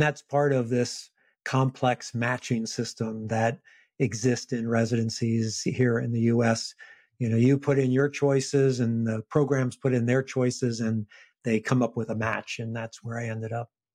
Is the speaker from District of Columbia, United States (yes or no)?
yes; Washington, District of Columbia, United States; also born or lived in Richmond, Virginia; first in Washington, D.C., where I was from, I returned back to my hometown, my city